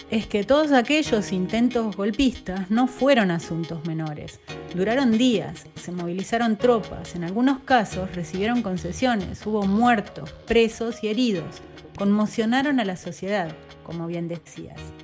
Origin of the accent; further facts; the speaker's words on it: southern Entre Ríos, Argentina; nací y crecí en el sur de Entre Ríos